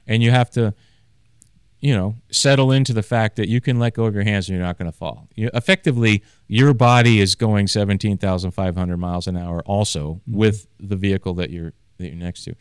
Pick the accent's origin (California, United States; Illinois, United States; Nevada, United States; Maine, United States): Maine, United States; born or raised there; moved away